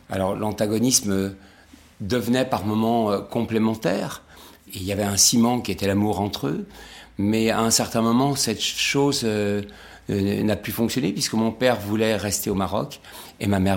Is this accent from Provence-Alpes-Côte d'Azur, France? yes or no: yes; Nice, Provence-Alpes-Côte d'Azur, France; also born or lived in Casablanca, Morocco; C'est l'âge de mes 6 ans à Nice avec ma grand-mère. Avant ça, je suis né à Casablanca.